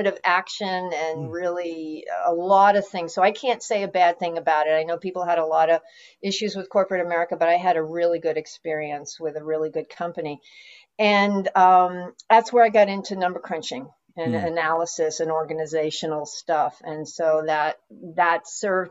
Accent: New York City, New York, United States; moved away as an adult; now in Los Angeles, United States; I was born and raised in New York City, in Manhattan

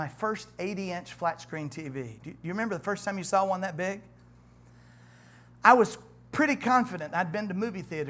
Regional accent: United States; I'm an American

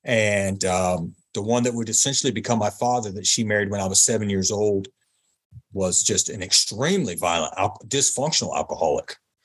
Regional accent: Hampton, Virginia, United States; I was born in 1976 in Hampton, Virginia.

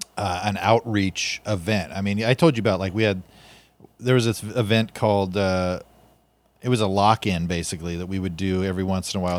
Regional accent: Fresno, California, United States; I was born in America, in Fresno with, with Christian parents in nineteen eighty-one

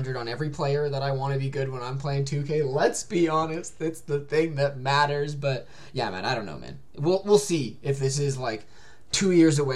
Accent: Canada; a Canadian basketball fan

